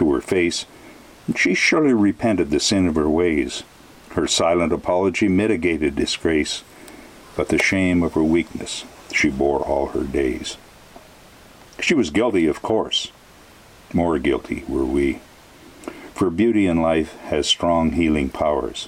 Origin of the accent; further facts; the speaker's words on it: Colstrip, Montana, United States; my hometown of Colstrip